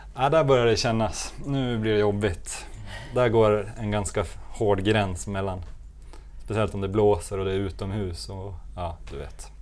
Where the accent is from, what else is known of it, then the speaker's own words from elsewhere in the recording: Gothenburg, Västra Götaland, Sweden; vi här i Göteborg